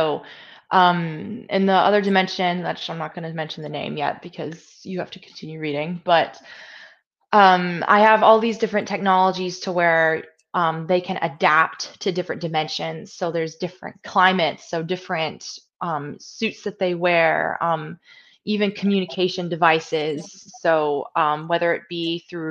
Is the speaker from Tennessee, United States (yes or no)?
no; Georgia, United States; moved away; I'm from the South, so I'm from Georgia originally